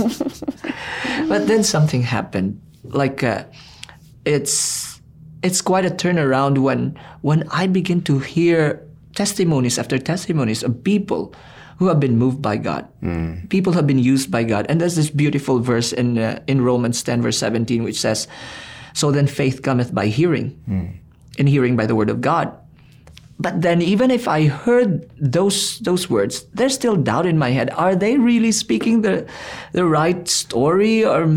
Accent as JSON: {"language": "English", "country": "Philippines", "said": "I'm a Filipino"}